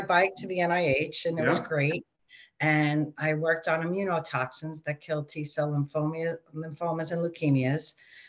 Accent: New York City, New York, United States; accent: Queens; I grew up in Rockaway Beach, New York. It's a tiny

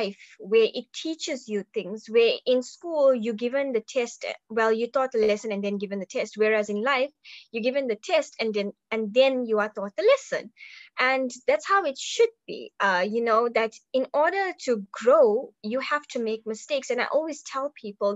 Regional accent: Durban, KwaZulu-Natal, South Africa; I am from Durban, KwaZulu-Natal, South Africa.

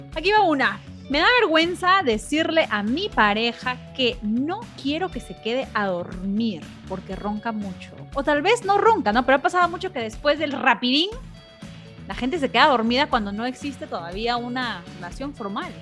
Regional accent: Peru; now in United States; yo me crié en Perú, pero he pasado casi la mitad de mi vida aquí en Estados Unidos

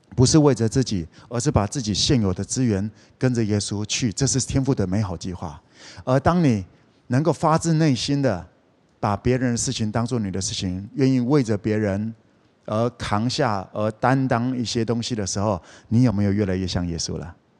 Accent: Kaohsiung, Taiwan; moved away; 我是高雄人

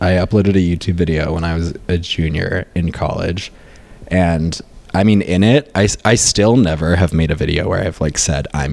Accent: upstate New York, United States; moved away as an adult; also born or lived in Boston; now in Los Angeles, United States; I grew up in rural upstate New York

